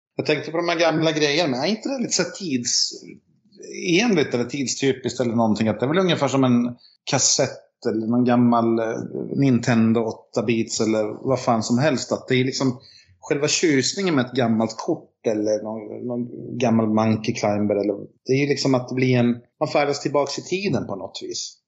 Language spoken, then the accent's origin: Swedish; Finland; now in Sweden; jag är ju finne